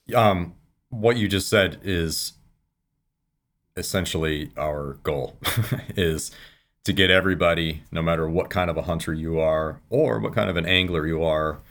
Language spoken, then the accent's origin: English; Michigan, United States; now in California, United States; I live in California now. I've been a, a hunter all of my life. I grew up in Michigan